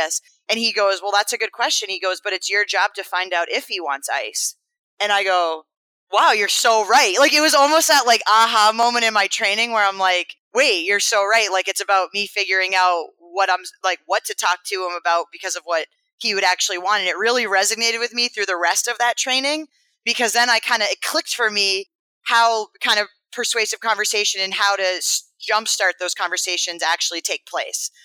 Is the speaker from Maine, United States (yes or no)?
yes; Maine, United States; My hometown in Maine